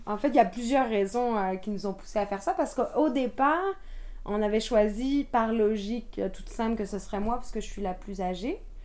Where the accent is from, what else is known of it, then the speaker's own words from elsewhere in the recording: France; moved away as an adult; also born or lived in Quebec; now in Montreal, Canada; je suis française d'origine et je suis arrivée au Québec il y a 13 ans